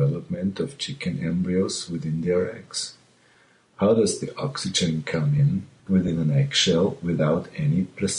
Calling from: Austria; I'm calling from Austria.

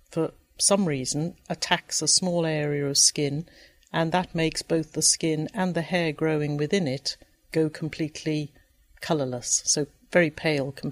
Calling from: Guelph, Ontario, Canada; from Guelph, Ontario, Canada.

